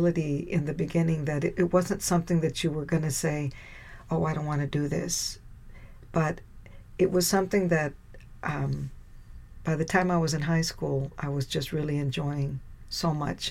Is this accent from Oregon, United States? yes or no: no; Texas, United States; The school's right here in my hometown, the University of Texas